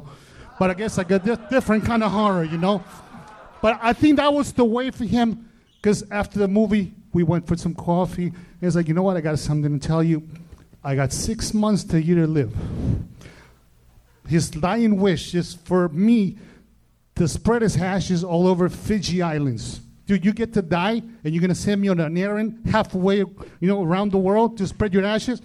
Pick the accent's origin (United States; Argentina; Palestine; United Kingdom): Argentina; moved away; I'm from the South